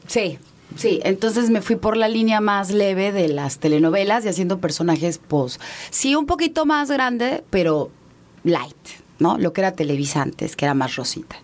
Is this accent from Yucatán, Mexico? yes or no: yes; Mérida, Yucatán, Mexico; also born or lived in Mexico City; now in Mérida, Mexico; Yo crecí en Mérida